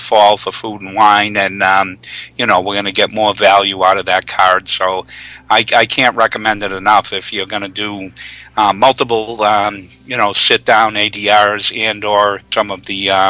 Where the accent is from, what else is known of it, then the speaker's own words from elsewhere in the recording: Northeast, United States; I'm from the Northeast, and we go down typically twice a year.